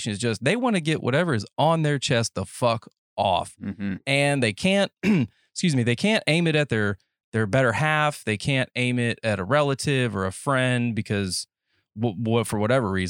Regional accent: Alabama, United States; I'm from Alabama

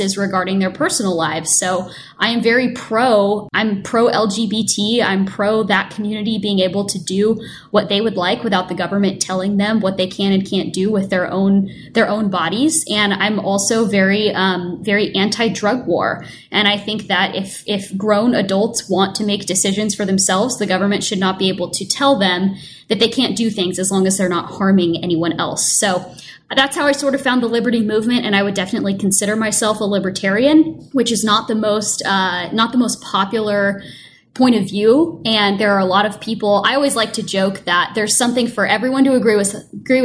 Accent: Portland, Oregon, United States; I grew up in Portland, Oregon

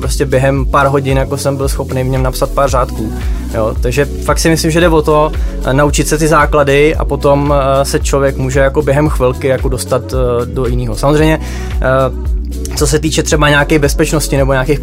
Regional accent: Moravia, near Nové Město na Moravě, Vysočina Region, Czechia; Já se teda konkrétně z Moravy, takže mi říkáme spíš korbica

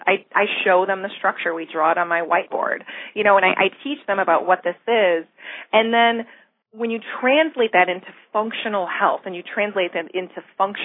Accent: Michigan, United States; moved away; I'm originally from Michigan, and I remember when I was growing up that it was freezing all the time in the winter

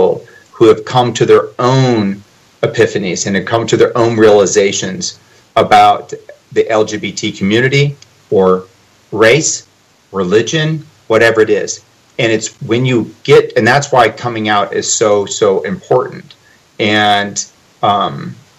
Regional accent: Nebraska, United States; I'm from Nebraska

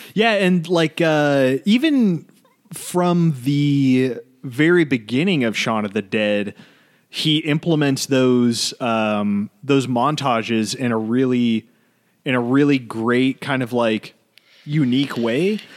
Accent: United States; as an American

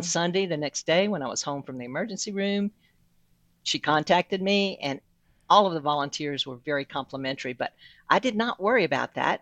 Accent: South Louisiana, United States; moved away; I'm originally from South Louisiana

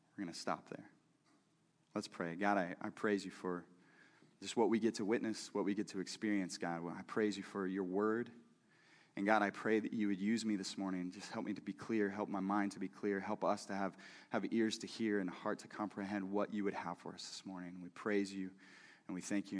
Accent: Missouri, United States; I'm from Missouri too

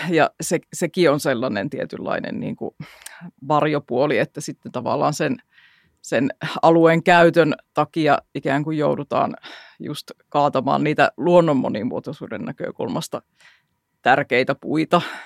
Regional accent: Jyväskylä, Central Finland, Finland; meillä Jyväskylässä

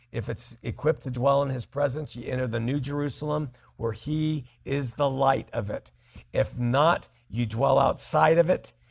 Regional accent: United Kingdom; I am British, so my exposure to your show comes entirely from YouTube.

